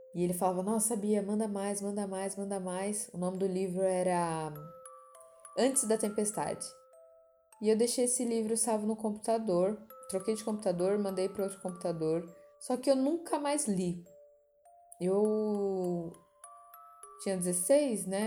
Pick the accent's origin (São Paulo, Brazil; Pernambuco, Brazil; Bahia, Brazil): São Paulo, Brazil; sou nascida e criada na Zona Leste de São Paulo, São Miguel, depois na Penha